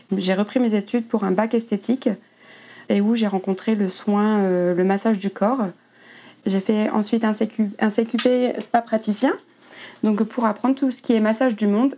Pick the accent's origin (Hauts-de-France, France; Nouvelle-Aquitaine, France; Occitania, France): Hauts-de-France, France; near Dunkirk; j'ai grandi à près de Dunkerque, dans le nord de la France, dans un petit village.